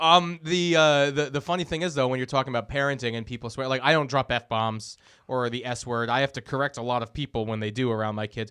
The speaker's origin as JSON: {"language": "English", "town": "Boston", "region": "Massachusetts", "country": "United States", "tie": "born or raised there", "also_born_or_lived": "Los Angeles", "said": "growing up in Boston"}